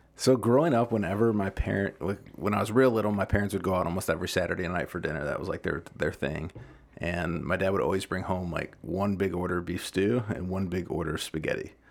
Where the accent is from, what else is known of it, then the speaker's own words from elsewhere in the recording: Deerfield, Illinois, United States; I grew up in Deerfield.